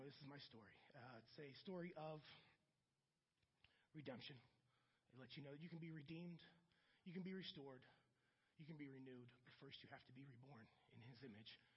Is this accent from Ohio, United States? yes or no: yes; Akron, Ohio, United States; also born or lived in Puerto Rico; I grew up in Akron, Ohio, though, South Akron. And in Akron, it was basically like a black and white society.